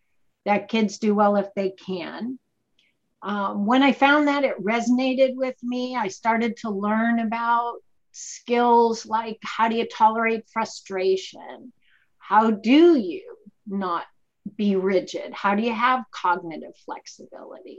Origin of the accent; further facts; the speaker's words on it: Boston, Massachusetts, United States; moved away; I am from Boston